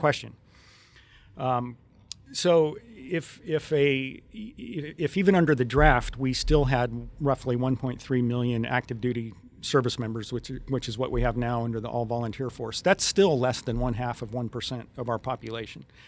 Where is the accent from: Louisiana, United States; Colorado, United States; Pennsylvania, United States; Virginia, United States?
Colorado, United States; Western; I grew up in Western Colorado and spent a lot of time in that area.